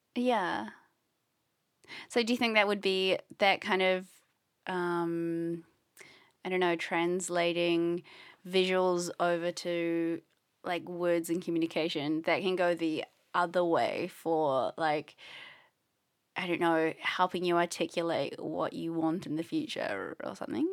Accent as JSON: {"language": "English", "country": "New Zealand", "said": "I'm from New Zealand"}